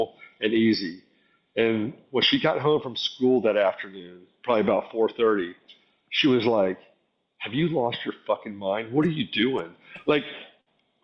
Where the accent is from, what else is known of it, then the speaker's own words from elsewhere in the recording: South Florida, United States; moved away as an adult; now in Atlanta, United States; we moved to South Florida as a child, and I grew up in distressed neighborhoods.